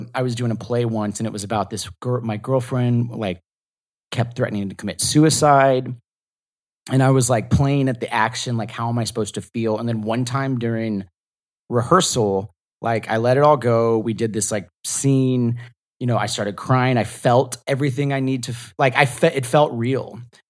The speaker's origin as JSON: {"language": "English", "region": "the South", "country": "United States", "said": "I'm from the South, so I could judge your Southern accent."}